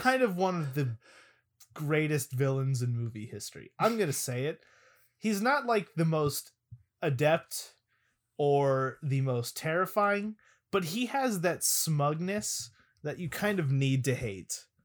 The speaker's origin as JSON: {"language": "English", "region": "Arizona", "country": "United States", "tie": "born or raised there", "said": "in my elementary school, uh, whenever there was either a rainy day or a heat advisory day, because I'm from Arizona"}